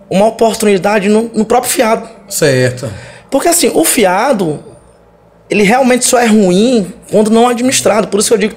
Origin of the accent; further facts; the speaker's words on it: Maranhão, Brazil; Olha, Somos do Maranhão.